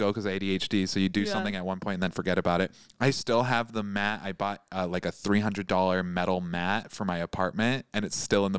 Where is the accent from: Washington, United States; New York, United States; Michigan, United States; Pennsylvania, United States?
Michigan, United States; moved away; I'm from Michigan.